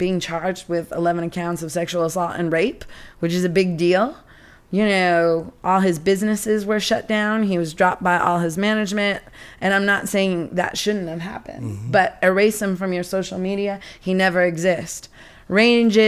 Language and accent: English; Seattle, Washington, United States; moved away; growing up in Seattle